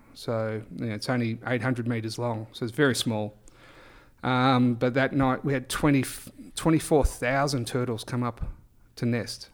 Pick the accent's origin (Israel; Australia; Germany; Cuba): Australia; Great Barrier Reef, Queensland; I grew up on the Great Barrier Reef